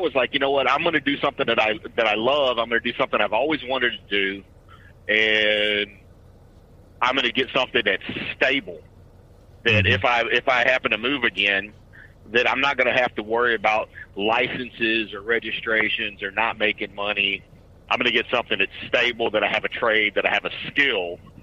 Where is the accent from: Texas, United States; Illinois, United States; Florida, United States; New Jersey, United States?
Texas, United States; Beaumont; I grew up in right outside of the town of Beaumont, the Beaumont Port Arthur